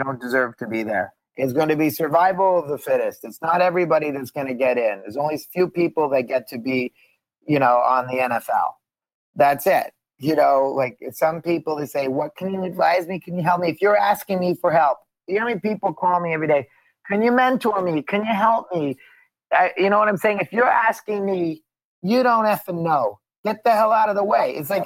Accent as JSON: {"language": "English", "town": "Montreal", "region": "Quebec", "country": "Canada", "tie": "born or raised there", "also_born_or_lived": "Boston", "moved": "yes", "lives_now": "Los Angeles, United States", "said": "I'm from Montreal. I'm born at the Jewish General Hospital."}